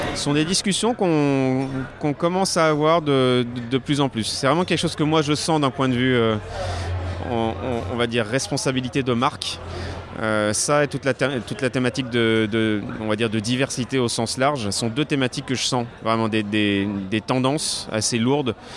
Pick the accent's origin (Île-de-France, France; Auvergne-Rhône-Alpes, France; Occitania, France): Auvergne-Rhône-Alpes, France; Lyon; moved away; je suis lyonnais à la base